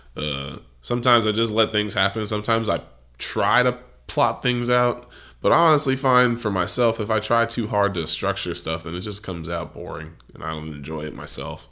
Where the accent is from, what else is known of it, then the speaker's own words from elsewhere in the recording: United States; I am an American